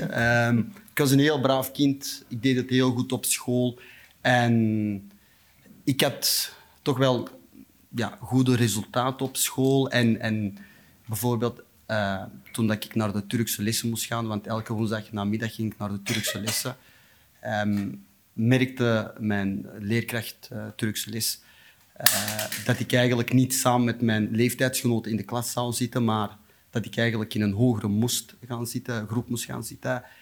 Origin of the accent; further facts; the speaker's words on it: Antwerp, Flanders, Belgium; also born or lived in Beringen, Limburg, Belgium; ik ben in Beringen geboren